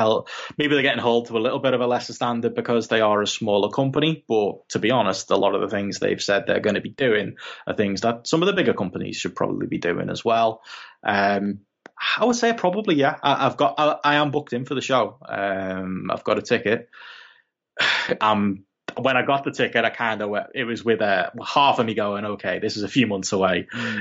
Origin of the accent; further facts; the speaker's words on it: United Kingdom; because I'm a British wrestling journalist at these shows.